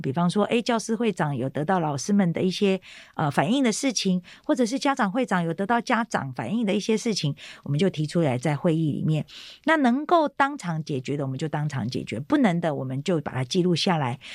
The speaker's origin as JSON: {"language": "Chinese", "country": "Taiwan", "tie": "born or raised there", "said": "我是单亲家庭，那我是在眷村长大的"}